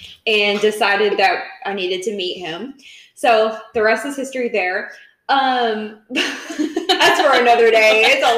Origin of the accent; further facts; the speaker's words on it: Kentucky, United States; also born or lived in Nashville, Tennessee; now in Athens, Alabama, United States; I'm from Kentucky. My husband is from Nashville, which is where we met. I'd moved there. It's kind of a long story. I moved back and forth several times.